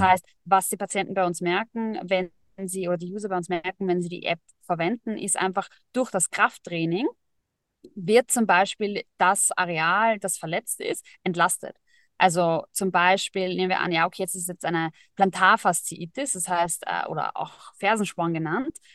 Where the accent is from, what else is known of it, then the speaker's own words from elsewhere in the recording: Vienna, Austria; Und ich komme ursprünglich aus Wien, geboren in Wien, immer schon in Wien, wollte immer raus, habe es nie geschafft